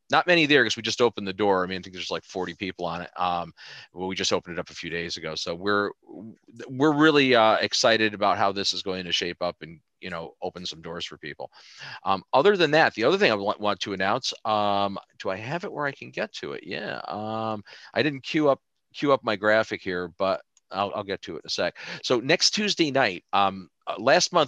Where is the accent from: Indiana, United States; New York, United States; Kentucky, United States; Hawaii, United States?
New York, United States; I'm from New York